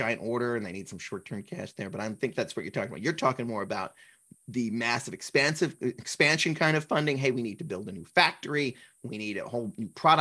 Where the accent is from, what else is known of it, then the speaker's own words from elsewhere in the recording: New Jersey, United States; I'm from New Jersey